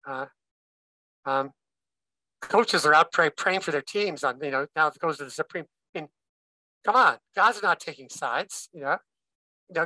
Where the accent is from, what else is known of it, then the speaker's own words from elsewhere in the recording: Minnesota, United States; I'm a Minnesotan, born and bred there.